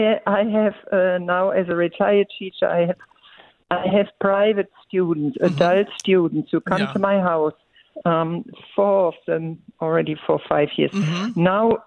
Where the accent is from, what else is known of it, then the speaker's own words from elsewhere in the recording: Oberhausen, North Rhine-Westphalia, Germany; now in Austin, United States; Von Oberhausen im Ruhrgebiet.